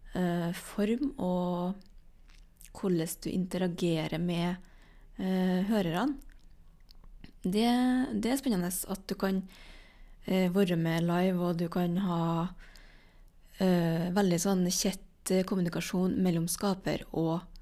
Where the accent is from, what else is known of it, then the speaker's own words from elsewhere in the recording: Trøndelag, Norway; som trønder